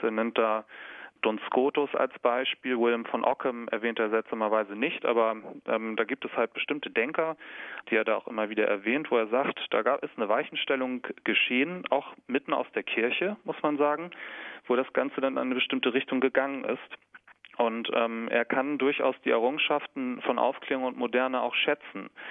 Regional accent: Kiel, Schleswig-Holstein, Germany; Ich komme aus Kiel in Schleswig-Holstein

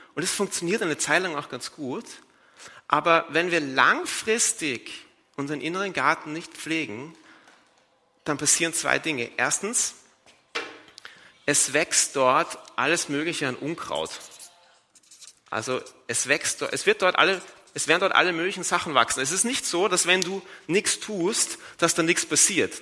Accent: Vienna, Austria; in Wien, wo ich herkomme

